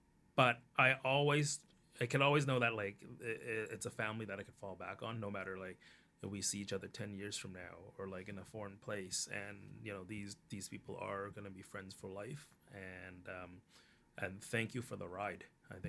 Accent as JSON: {"language": "English", "country": "Canada", "said": "yes, this is part of me, but being Canadian is also the other part. And it can coexist."}